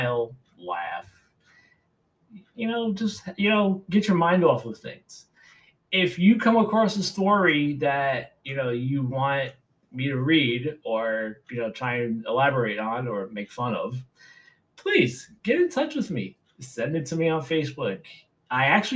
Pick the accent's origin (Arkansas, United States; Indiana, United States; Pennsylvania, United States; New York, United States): New York, United States; New York City; I grew up in New York City